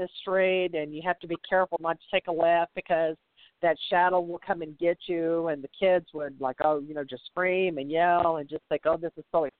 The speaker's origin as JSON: {"language": "English", "region": "the South", "country": "United States", "said": "I'm from the South"}